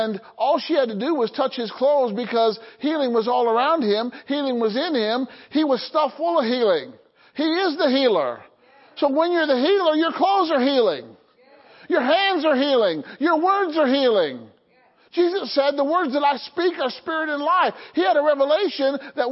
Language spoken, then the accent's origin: English; Illinois, United States; I grew up in Illinois